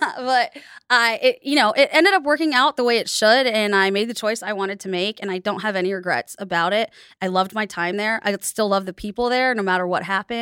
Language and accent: English; United States; I grew up in the United States